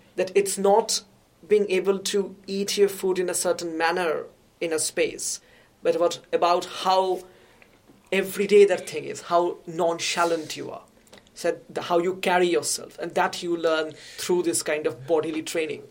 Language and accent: English; India; I grew up in India